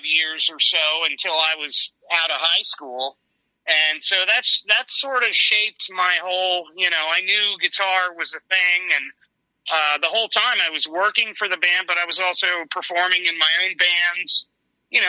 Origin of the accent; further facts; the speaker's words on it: Annapolis, Maryland, United States; also born or lived in Pittsburgh, Pennsylvania; when we moved away from Pittsburgh, we moved to Annapolis, Maryland